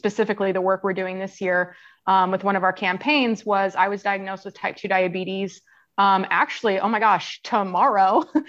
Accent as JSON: {"language": "English", "region": "Kansas", "country": "United States", "tie": "born or raised there", "also_born_or_lived": "Tampa, Florida", "moved": "yes", "said": "I grew up in Kansas, where there is not a lot of outdoor recreation"}